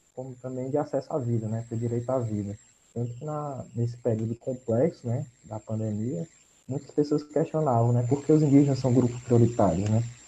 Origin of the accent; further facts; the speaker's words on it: Piauí, Brazil; now in Fortaleza, Brazil; Eu sou nascido e criado no Piauí